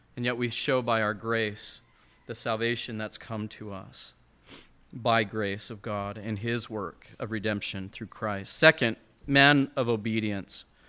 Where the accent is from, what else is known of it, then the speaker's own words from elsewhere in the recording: Montana, United States; I'm from Montana